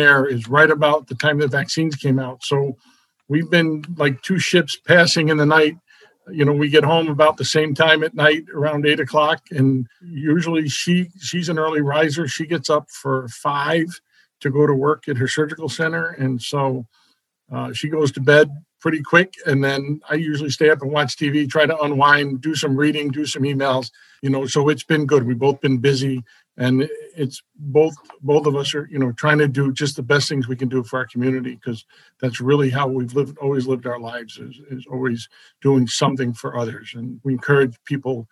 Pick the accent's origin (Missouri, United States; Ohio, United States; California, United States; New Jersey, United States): New Jersey, United States; also born or lived in Brooklyn, New York / Queens, New York; now in Danbury, United States; We moved from Brooklyn to Queens. And then 2 years after Queens, we moved to New Jersey. And that's where I grew up.